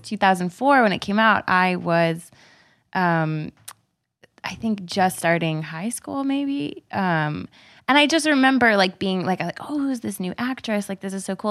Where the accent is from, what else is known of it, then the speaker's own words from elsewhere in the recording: Texas, United States; I'm from Texas